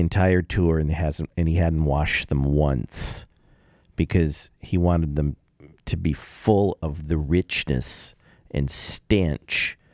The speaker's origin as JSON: {"language": "English", "town": "Los Angeles", "region": "California", "country": "United States", "tie": "born or raised there", "said": "I grew up in the San Fernando Valley, Grant High School, Valley College"}